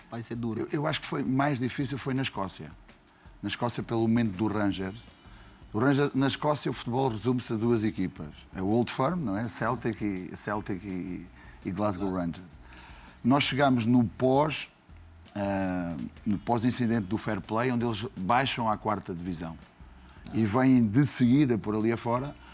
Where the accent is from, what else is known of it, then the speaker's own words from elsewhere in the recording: Beja, Alentejo, Portugal; Depois, quando acabei a licenciatura, regressei à minha terra, à minha terra natal, Beja, no Alentejo, interior, interior profundo em Portugal.